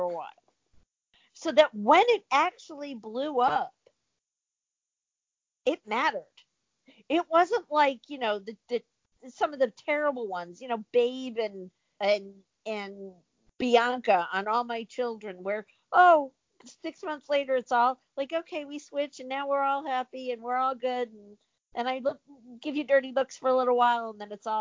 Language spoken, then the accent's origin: English; New York, United States; moved away; also born or lived in Washington, D.C.; I was born in New York, and then I lived in D.C. We swear there.